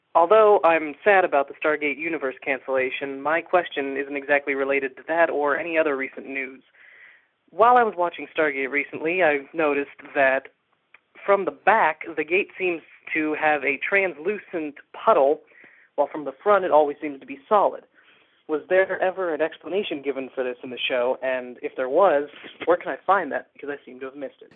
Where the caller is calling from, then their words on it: Ohio, United States; I'm calling from Ohio.